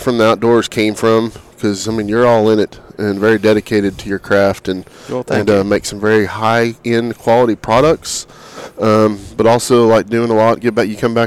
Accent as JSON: {"language": "English", "region": "Oklahoma", "country": "United States", "moved": "yes", "lives_now": "Texas, United States", "said": "I'm from Oklahoma"}